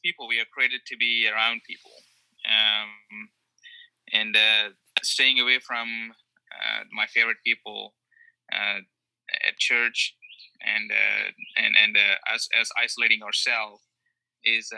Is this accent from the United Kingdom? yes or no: no; India; moved away as an adult; also born or lived in Canada / Connecticut; now in South Carolina, United States; I was born in India and raised in a Christian home. And I did most of my studies in India